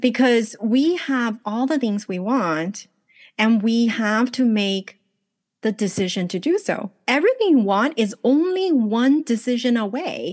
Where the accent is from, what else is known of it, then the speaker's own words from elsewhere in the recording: Los Angeles, California, United States; English is a second language; moved away as an adult; also born or lived in China / Taiwan; now in Los Angeles, United States; So I was born in China, grew up in Los Angeles, married off to Taiwan